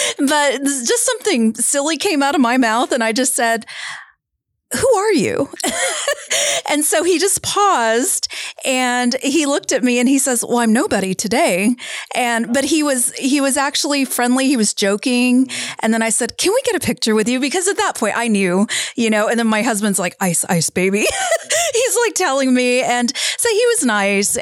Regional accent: San Antonio, Texas, United States; we said San Antonio

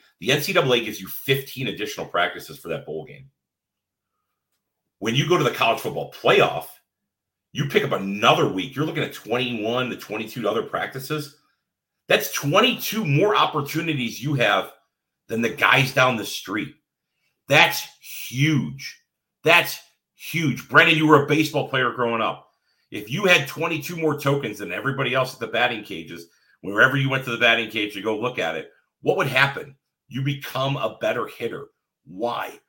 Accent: Cleveland, Ohio, United States; I'm from Cleveland, Ohio

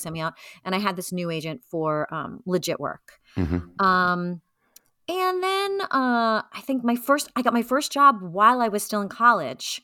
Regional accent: New York City, New York, United States; I grew up in Brooklyn, so it was easy for me to commute into the city

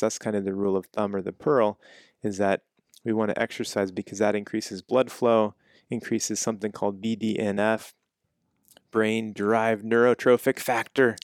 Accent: Kansas, United States; moved away; I'm from Kansas

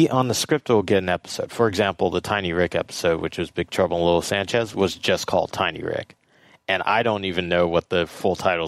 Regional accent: Los Angeles, California, United States; I'm born and raised in Los Angeles

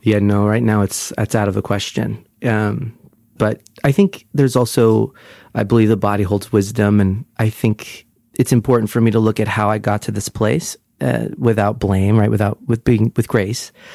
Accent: Brick, New Jersey, United States; also born or lived in Sunnyside, Queens, New York; now in New York, United States

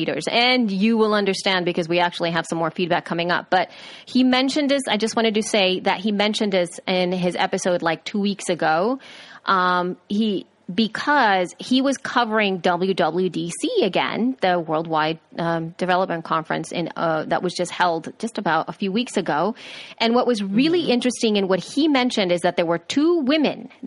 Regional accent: El Salvador; I am from El Salvador.

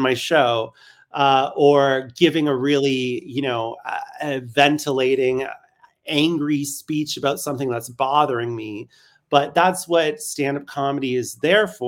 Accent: Canada; now in Berlin, Germany; I'm Canadian

